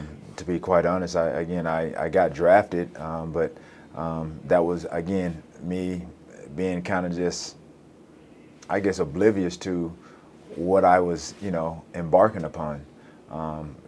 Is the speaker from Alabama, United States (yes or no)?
yes; Alexander City, Alabama, United States; moved away as an adult; also born or lived in Chattanooga, Tennessee; Benjamin Russell High School in my hometown of Alexander City, Alabama